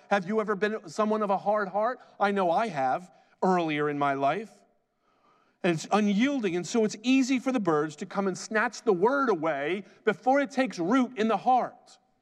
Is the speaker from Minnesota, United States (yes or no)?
no; New Jersey, United States; I'm from Jersey